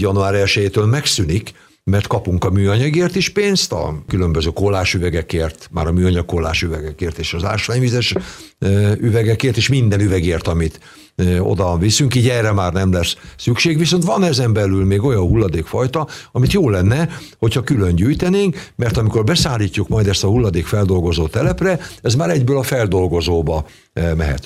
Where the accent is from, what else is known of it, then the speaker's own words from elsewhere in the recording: Nemesvid, Somogy, Hungary; also born or lived in Keszthely; now in Kaposvár, Hungary; nagymamánál nőttem fel, Szent Iván pusztán, Nemesvidon